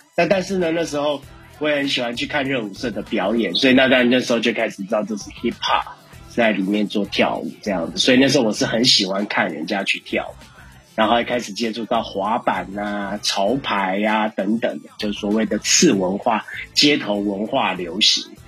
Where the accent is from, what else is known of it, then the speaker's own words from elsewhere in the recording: Taiwan; 我是来自宝岛台湾饶舌歌手